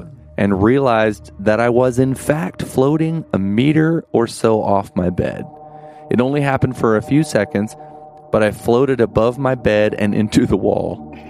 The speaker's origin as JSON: {"language": "English", "town": "Melbourne", "region": "Victoria", "country": "Australia", "said": "from Melbourne, Australia."}